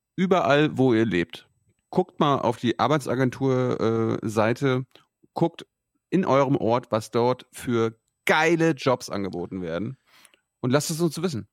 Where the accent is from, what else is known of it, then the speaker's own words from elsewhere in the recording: rural Mecklenburg, Mecklenburg-Vorpommern, Germany; in meiner Heimat, ja, auf dem Mecklenburgischen Land